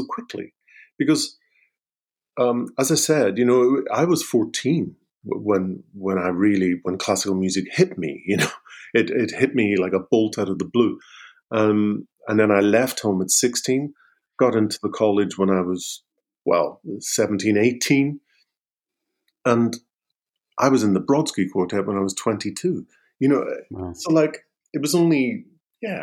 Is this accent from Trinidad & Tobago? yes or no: no; Derry, Northern Ireland, United Kingdom; moved away as an adult; I was born in Derry in 1959 into, a typical kind of Irish family.